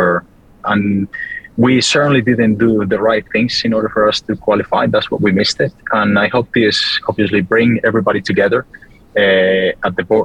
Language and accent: English; Colombia; being South American, Colombian